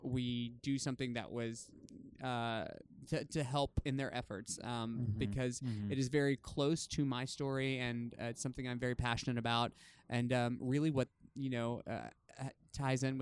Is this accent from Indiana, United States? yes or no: no; Tennessee, United States; now in California, United States; I wasn't growing up in Tennessee